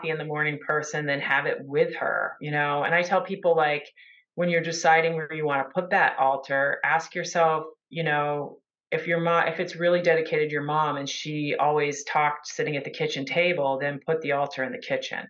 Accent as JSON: {"language": "English", "country": "United States", "said": "I'm from the United States"}